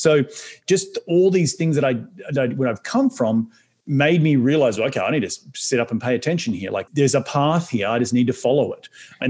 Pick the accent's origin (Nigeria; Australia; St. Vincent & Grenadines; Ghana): Australia; moved away as an adult; now in New York City, United States; an Aussie can move halfway across the world